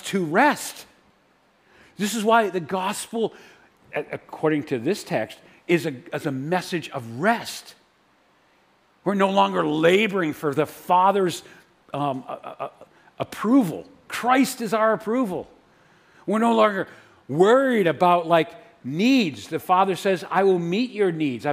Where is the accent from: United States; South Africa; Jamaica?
United States; New Hampshire; I'm from New Hampshire